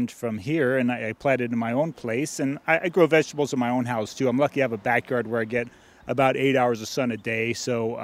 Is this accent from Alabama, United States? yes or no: no; San Francisco, California, United States; I grew up in San Francisco